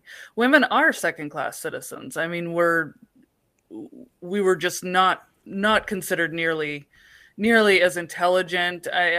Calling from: North Dakota, United States; I called and you were shocked to discover I was calling from North Dakota.

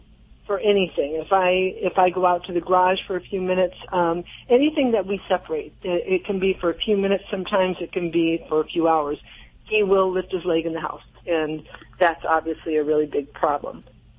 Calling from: Harrisville, Michigan, United States; Harrisville, Michigan.

